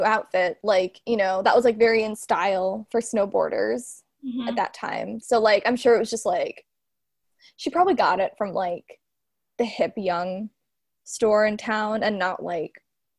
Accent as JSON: {"language": "English", "region": "Midwest", "country": "United States", "said": "I'm from the Midwest."}